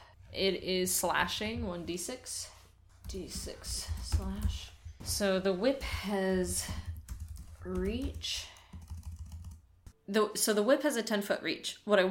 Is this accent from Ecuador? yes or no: no; Nova Scotia, Canada; also born or lived in Quebec; I grew up partially in Nova Scotia, where we live now, and partially in Quebec, where I've lived before.